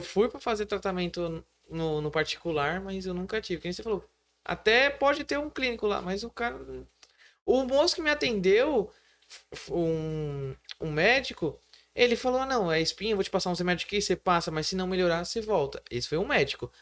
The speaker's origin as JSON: {"language": "Portuguese", "town": "Praia Grande", "region": "São Paulo", "country": "Brazil", "tie": "born or raised there", "lives_now": "Mongaguá, Brazil", "said": "Eu nasci na Praia Grande"}